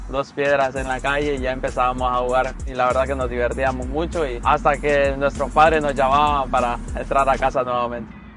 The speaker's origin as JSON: {"language": "Spanish", "town": "Tegucigalpa", "region": "Francisco Morazán", "country": "Honduras", "tie": "born or raised there", "moved": "as an adult", "lives_now": "Los Angeles, United States", "said": "Nací en Honduras, Tegucigalpa, eh, del barrio El Carrizal, de ahí soy proveniente"}